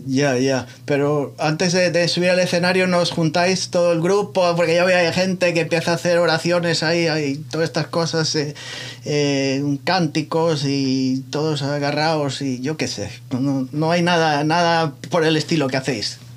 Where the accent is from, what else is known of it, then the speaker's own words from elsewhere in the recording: Muros, Galicia, Spain; moved away; mi pueblo entonces? ¿A Muros La Coruña